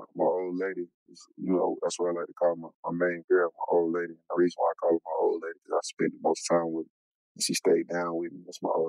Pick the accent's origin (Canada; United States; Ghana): United States; Charlotte, North Carolina; I'm from Charlotte, North Carolina. Born and raised, you know, the east side.